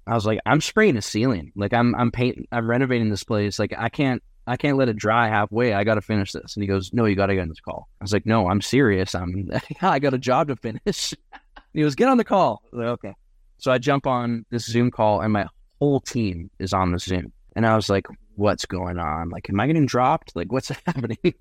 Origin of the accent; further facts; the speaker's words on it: Surrey, British Columbia, Canada; also born or lived in Cariboo, British Columbia; I'm from Surrey, BC, which is not at all known for being country.